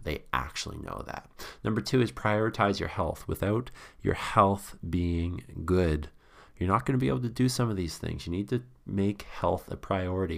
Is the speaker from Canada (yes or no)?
yes; Canada; being a Canadian